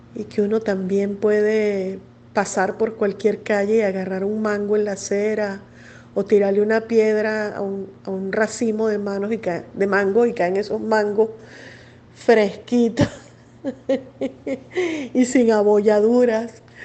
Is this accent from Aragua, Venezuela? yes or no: no; Caracas, Capital District, Venezuela; una infancia completamente caraqueña, de barrio, muy linda